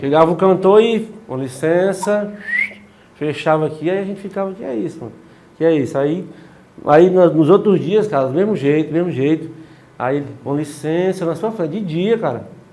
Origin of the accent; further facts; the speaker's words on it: Quixadá, Ceará, Brazil; eu sou de Quixadá